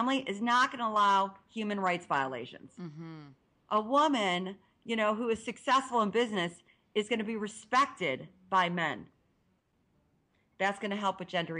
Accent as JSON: {"language": "English", "region": "Ohio", "country": "United States", "said": "I'm from Ohio"}